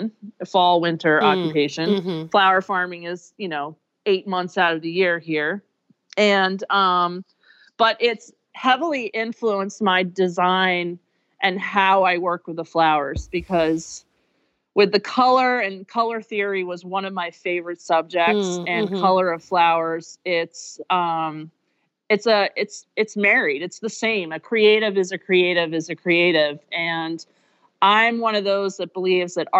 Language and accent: English; Chadds Ford, Pennsylvania, United States; I grew up in Chadsford, Pennsylvania area, that Chadsford, Delaware line